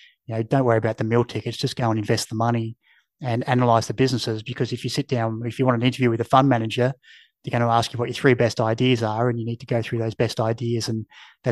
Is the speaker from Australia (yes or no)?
yes; Mount Gambier, South Australia, Australia; moved away as an adult; also born or lived in Adelaide; I grew up in Mount Gambier, which had 25,000 people.